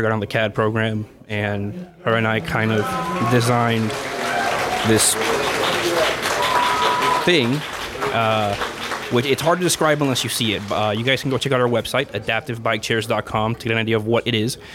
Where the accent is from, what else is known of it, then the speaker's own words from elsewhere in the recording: Florida, United States; moved away; back in Florida, so in my home state